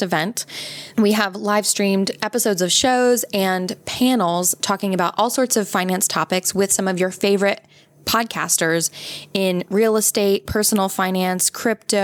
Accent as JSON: {"language": "English", "country": "United States", "said": "I'm American"}